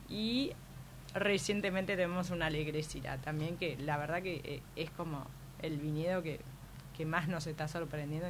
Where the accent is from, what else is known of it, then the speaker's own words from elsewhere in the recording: Buenos Aires, Argentina; moved away as an adult; also born or lived in Mendoza, Argentina; soy porteña